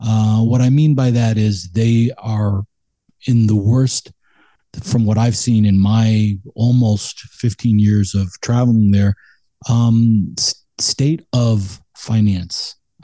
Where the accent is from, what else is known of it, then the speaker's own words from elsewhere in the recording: United States; as an American